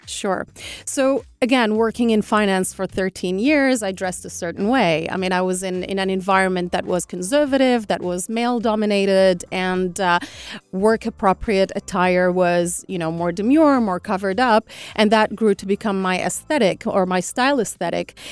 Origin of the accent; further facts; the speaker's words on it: Algiers, Algiers Province, Algeria; I'm Algerian. I was born and brought up in Algiers